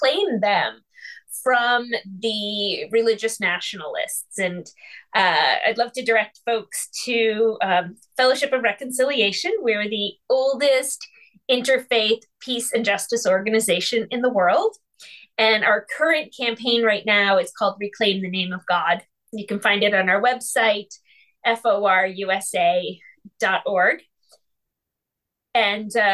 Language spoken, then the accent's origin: English; United States; American Jews, 80% of us vote Democratic